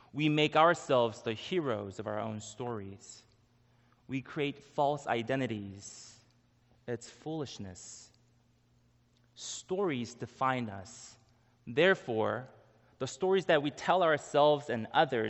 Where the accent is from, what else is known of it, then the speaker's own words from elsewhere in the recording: Israel; I was born in Israel